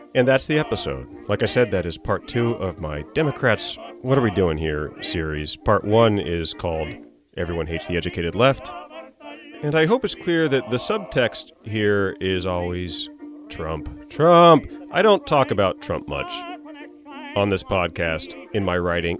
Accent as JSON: {"language": "English", "region": "Virginia", "country": "United States", "moved": "yes", "said": "I'm from Virginia. I went down there recently"}